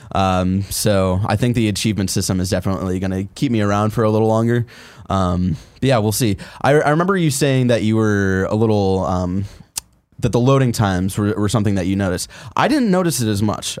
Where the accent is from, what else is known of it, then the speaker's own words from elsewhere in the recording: Cleveland, Ohio, United States; I'm from Cleveland